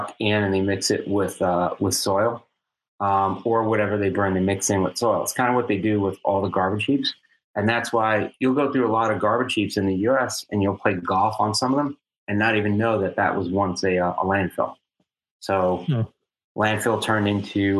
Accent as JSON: {"language": "English", "country": "United States", "tie": "born or raised there", "said": "growing up in New York, New Jersey, you know, Arthur Kill."}